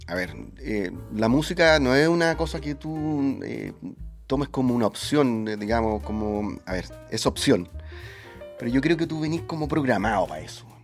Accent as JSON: {"language": "Spanish", "town": "Temuco", "region": "Araucanía", "country": "Chile", "said": "Bueno, yo soy de región, soy de Temuco. Entonces también era mucho más difícil, en una época totalmente distinta"}